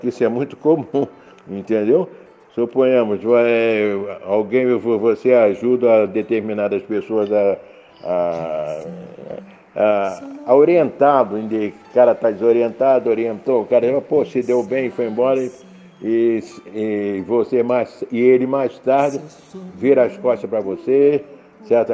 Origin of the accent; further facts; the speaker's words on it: Rio de Janeiro, Brazil; now in Caldas Novas, Brazil; Nasci e fui criado no Rio de Janeiro